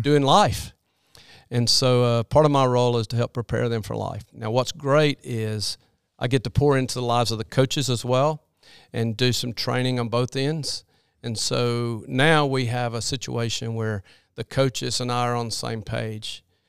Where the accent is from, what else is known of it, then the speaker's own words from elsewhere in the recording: Birmingham, Alabama, United States; I grew up in Birmingham area